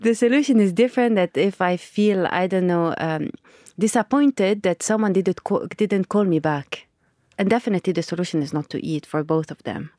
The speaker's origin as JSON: {"language": "English", "country": "Lebanon", "tie": "born or raised there", "said": "I grew up in Lebanon"}